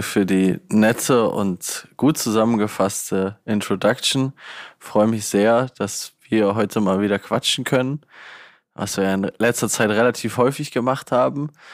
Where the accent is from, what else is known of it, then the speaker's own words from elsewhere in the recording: Northern Hesse, Germany; bei uns in Nordhessen